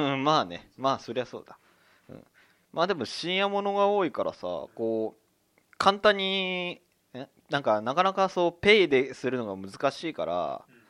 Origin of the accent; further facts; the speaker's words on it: Higashimurayama, Tokyo, Japan; 東村山出身でございます